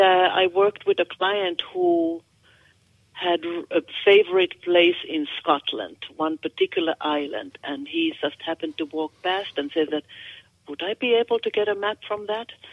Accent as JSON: {"language": "English", "country": "Finland", "accent": "Finnish", "second_language": "English", "moved": "as an adult", "lives_now": "United States", "said": "I'm from Finland"}